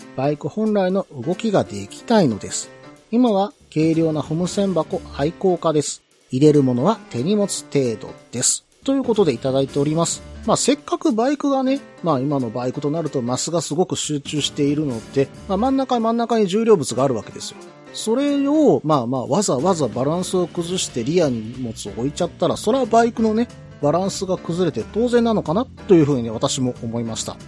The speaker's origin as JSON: {"language": "Japanese", "region": "Osaka", "country": "Japan", "tie": "born or raised there", "said": "出身である大阪"}